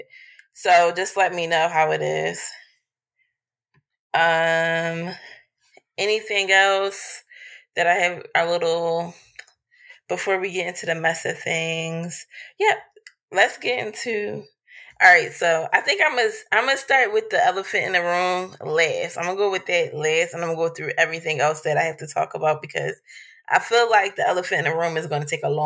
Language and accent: English; Philadelphia, Pennsylvania, United States; Y'all know I'm from Philly. Actually, I live in the area that the book is set in now.